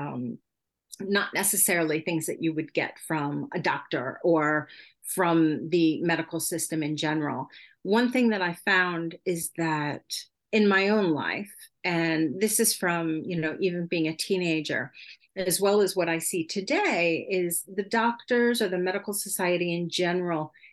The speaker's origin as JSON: {"language": "English", "country": "United States", "first_language": "English", "moved": "as an adult", "lives_now": "Sweden", "said": "I am an American citizen, but I've been living abroad in Europe for over 20 years already"}